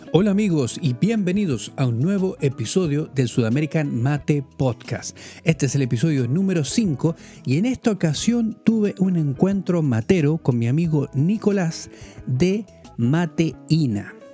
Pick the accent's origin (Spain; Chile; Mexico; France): Chile; moved away; also born or lived in London; siendo chileno